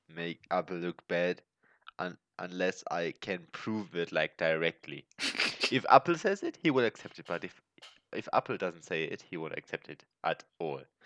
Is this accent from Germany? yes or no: yes; Germany; accent: German; English is a second language; also born or lived in Chile; I'm German, as well as my cousin Martin.